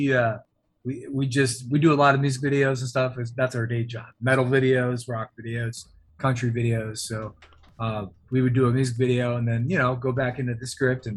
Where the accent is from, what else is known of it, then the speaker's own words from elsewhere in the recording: Virginia Beach, Virginia, United States; also born or lived in Los Angeles; now in Atlanta, United States; I'm from Virginia Beach. I live in Atlanta now, but I grew up in Virginia Beach